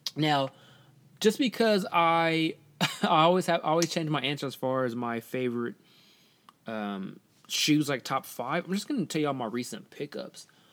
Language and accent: English; Portland, United States; I'm from Portland, so I mainly, I'm mainly around a lot of white people